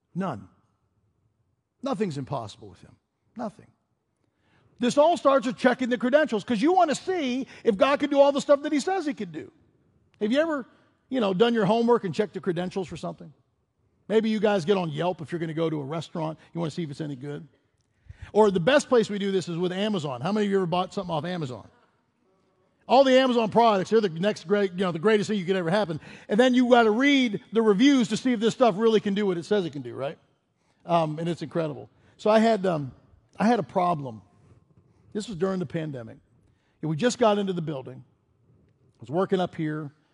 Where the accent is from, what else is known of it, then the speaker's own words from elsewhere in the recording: Pittsburgh, Pennsylvania, United States; moved away as an adult; also born or lived in Chicago / Colorado / Denver; Robin and I grew up in Pittsburgh